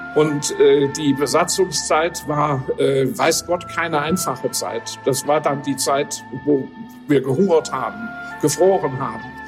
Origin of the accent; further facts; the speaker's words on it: Aachen, North Rhine-Westphalia, Germany; Ich bin hier mitten in der Stadt geboren, hier in einem kleinen Institut, in dem alle Aachener, äh, bekannten Aachener geboren wurden. Ich wohnte hier in der Krämerstraße